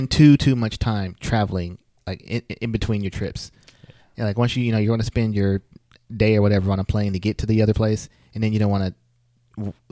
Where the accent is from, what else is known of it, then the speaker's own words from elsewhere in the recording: United States; I'm from the United States.